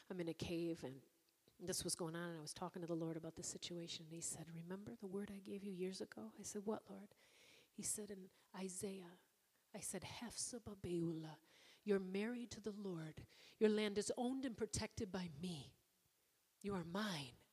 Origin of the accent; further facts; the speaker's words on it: Ireland; Because, again, I'm Irish.